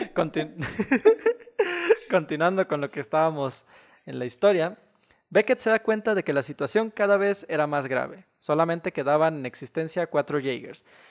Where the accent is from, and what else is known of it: Mexico